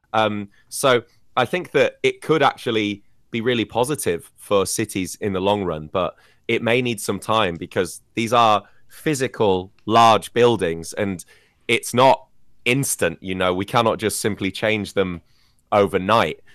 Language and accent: English; United Kingdom; moved away; in my home country, cities like London as well